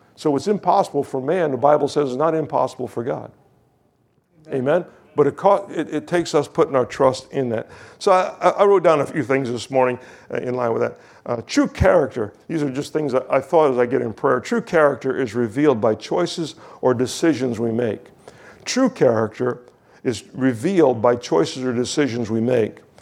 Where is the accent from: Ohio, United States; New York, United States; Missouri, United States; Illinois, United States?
New York, United States; Kingston; I was from Kingston, New York, traveled to Shippingport, Pennsylvania.